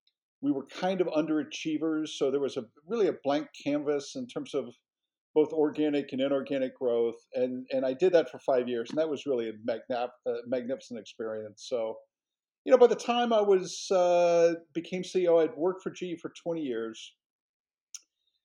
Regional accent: Cincinnati, Ohio, United States; moved away as an adult; I grew up in Cincinnati.

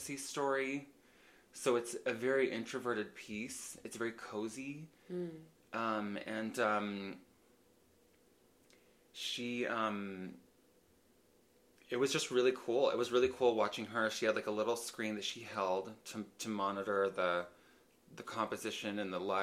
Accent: Idaho, United States; now in Utah, United States; I did lots of acting growing up in Idaho

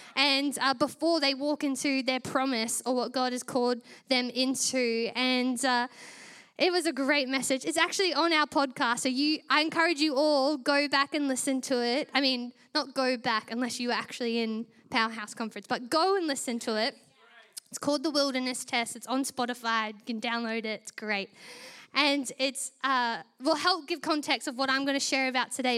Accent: Queensland, Australia; now in Melbourne, Australia; I was originally from Queensland

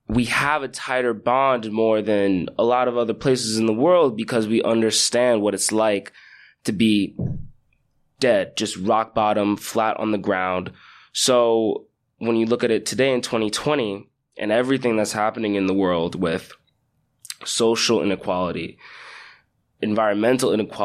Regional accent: New York City, New York, United States; I'm from Riverdale and now I live in Fordham Heights

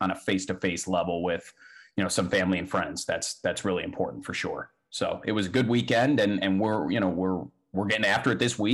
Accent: Cleveland, Ohio, United States; moved away; up in Cleveland now, originally my hometown

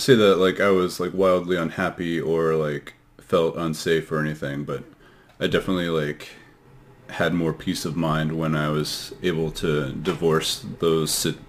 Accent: Cypress, Texas, United States; moved away as an adult; also born or lived in Austin, Texas; now in United States (Northeast); So we met in high school in Cypress, Texas.

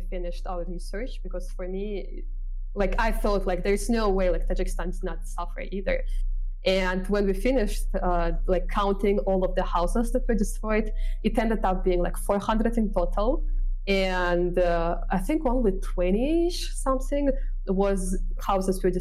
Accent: Kyrgyzstan; I am from Kyrgyzstan

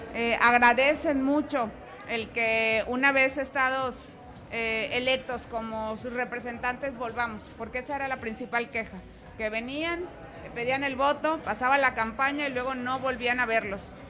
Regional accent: La Laguna, Coahuila, Mexico; Yo soy de La Laguna, entonces me queda del otro lado del estado

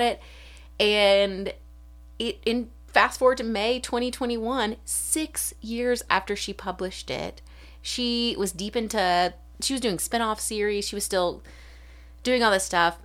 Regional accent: South Alabama, United States; from South Alabama, like, thirty minutes from Florida

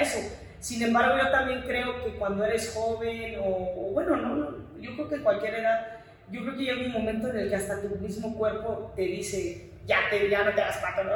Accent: Mexico; moved away as an adult; also born or lived in Finland / United States; como mexicanos tenemos grandes cualidades

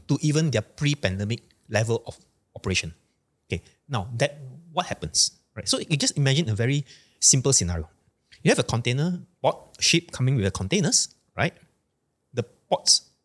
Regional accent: Malaysia

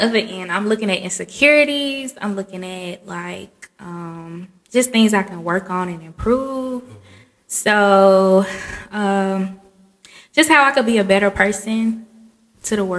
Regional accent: Memphis, Tennessee, United States; I'm from Memphis, Tennessee, home of the good barbecue

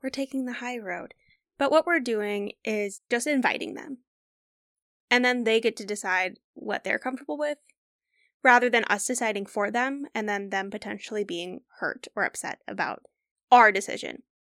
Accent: Midwest, United States; we're from the Midwest.

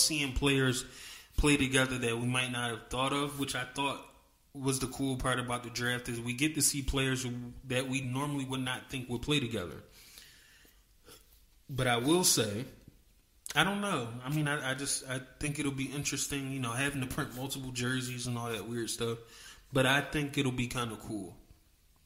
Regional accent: Philadelphia, Pennsylvania, United States; I grew up in Philly.

